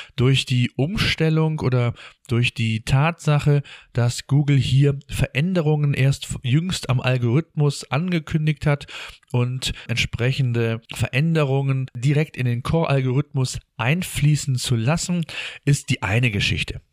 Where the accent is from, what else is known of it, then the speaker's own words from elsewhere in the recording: Germany; bei uns in Deutschland